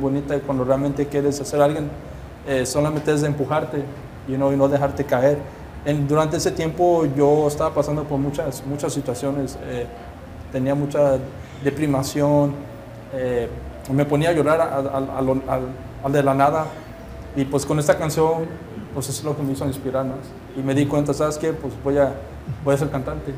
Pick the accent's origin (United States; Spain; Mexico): United States; Yo soy de aquí. Pero me, pues, Pues mi, origen es mexicano.